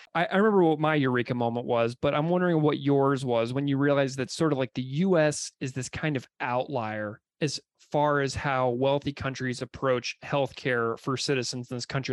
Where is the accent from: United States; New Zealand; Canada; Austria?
United States; St. Louis, Missouri; a person who grew up in St. Louis and who did my undergrad at Mizzou